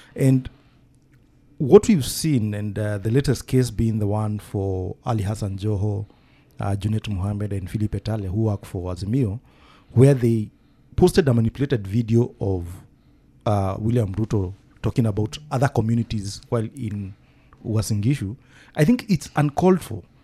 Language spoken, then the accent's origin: English; Nyeri, Nyeri County, Kenya; my hometown in Nyeri